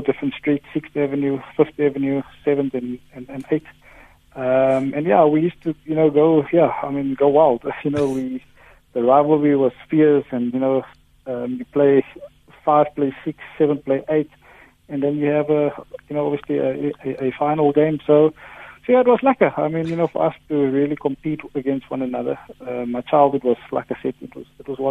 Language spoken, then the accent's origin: English; Cape Town, Western Cape, South Africa; Ravensmead, where I come from